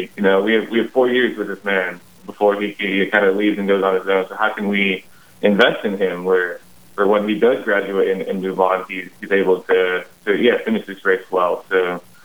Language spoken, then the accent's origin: English; Luverne, Minnesota, United States; also born or lived in Yankton, South Dakota; I was born in Yankton, South Dakota, but I lived in Luverne, Minnesota for most of my life. And that's totally where I grew up